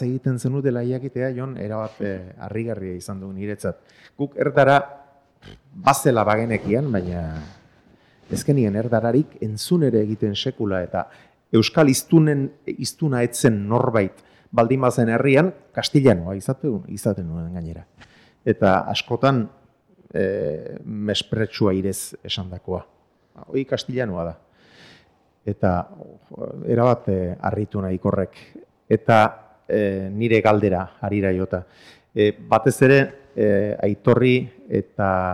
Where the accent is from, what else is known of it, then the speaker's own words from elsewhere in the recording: a few kilometres from Zumarraga, Basque Country, Spain; zumarraga batean, ni e, jaio eta hazi izan nintzen lekutik hain kilometro gutxira